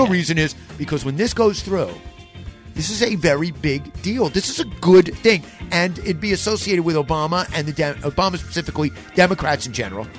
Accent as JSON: {"language": "English", "town": "New York City", "region": "New York", "country": "United States", "said": "I'm going to sit here as a Jew, as an American, as a Zionist, as a New Yorker, okay?"}